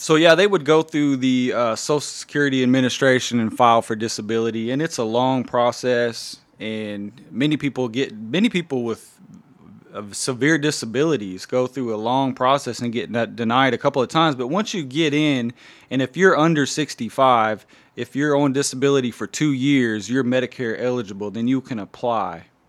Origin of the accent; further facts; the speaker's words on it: Anadarko, Oklahoma, United States; Anadarko is my hometown as well. Grew up there